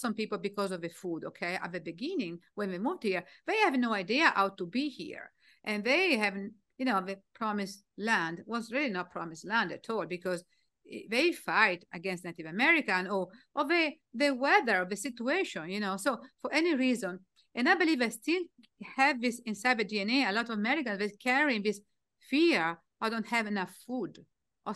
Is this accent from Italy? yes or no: yes; Italy; English is a second language; moved away as an adult; I was from Italy